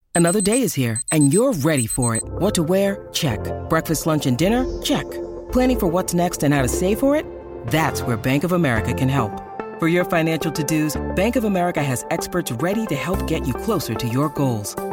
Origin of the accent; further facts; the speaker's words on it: Hong Kong; i'm from hong kong